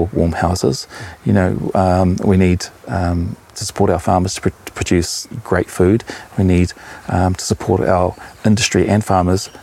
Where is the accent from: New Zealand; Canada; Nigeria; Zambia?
New Zealand; Auckland; I grew up in West Auckland